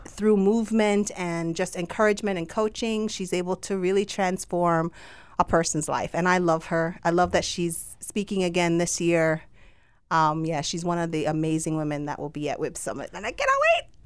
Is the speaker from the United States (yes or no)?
no; Jamaica; accent: Jamaican; my Jamaican accent.